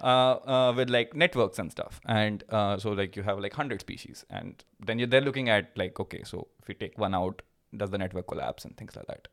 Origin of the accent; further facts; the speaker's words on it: Uttar Pradesh, India; moved away as an adult; also born or lived in Pilani, India / Michigan, United States; now in Germany; when I was in, uh, in, in U P, when I was growing up